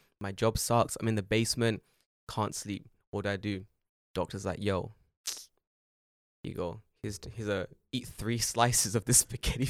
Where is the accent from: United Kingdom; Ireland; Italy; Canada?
United Kingdom; And I went, I'm British.